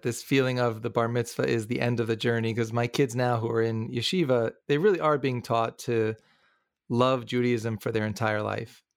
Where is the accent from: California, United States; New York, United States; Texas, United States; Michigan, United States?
New York, United States; growing up in New York